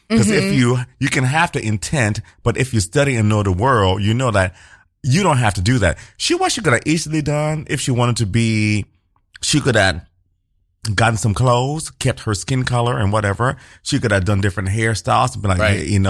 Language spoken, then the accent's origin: English; Liberia; moved away; growing up in West Africa, a lot of the people, there was a lot of Lebanese, Indian, Chinese people